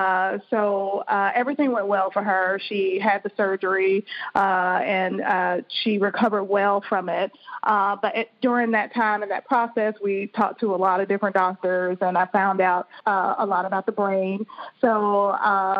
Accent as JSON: {"language": "English", "town": "Birmingham", "region": "Alabama", "country": "United States", "also_born_or_lived": "Boston, Massachusetts / Maryland", "moved": "yes", "said": "I'm originally from Birmingham, Alabama"}